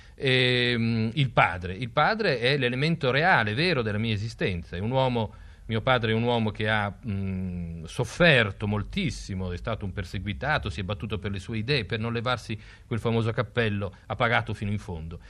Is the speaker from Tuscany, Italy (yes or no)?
no; Emilia-Romagna, Italy; in Emilia, nella mia terra